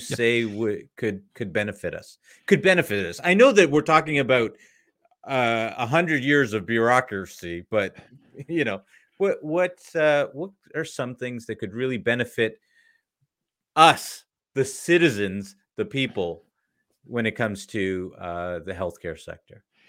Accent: Canada; as a Canadian

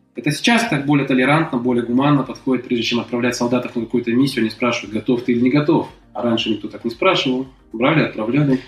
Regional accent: Kazakhstan; moved away as an adult; я из Казахстана

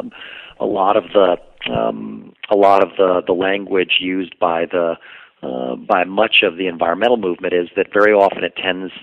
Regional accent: New York City, New York, United States; I grew up and lived in New York City

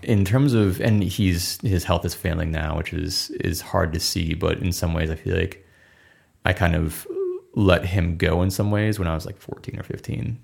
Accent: Minnesota, United States; I'm from Minnesota

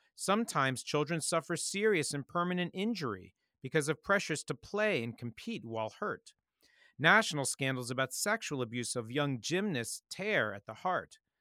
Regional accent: Montgomery County, D.C., Maryland, United States; Growing up outside Washington, D C, and Montgomery County

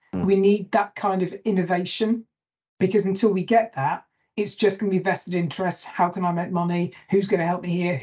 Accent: Lake District, North West England, United Kingdom; I'm from the Lake District. So we're even further north than Manchester.

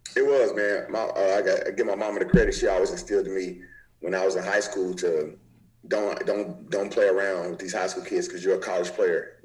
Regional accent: Nashville, Tennessee, United States; also born or lived in Memphis, Tennessee; I'm from the state of Tennessee, but I grew up grew up in Memphis

